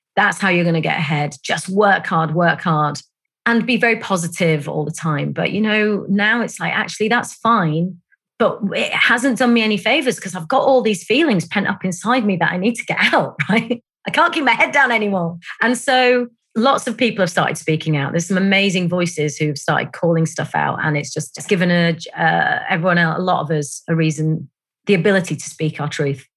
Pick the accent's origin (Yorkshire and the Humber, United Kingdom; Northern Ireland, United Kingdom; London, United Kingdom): Yorkshire and the Humber, United Kingdom; Bradford; I grew up in a place called Bradford, which is in West Yorkshire.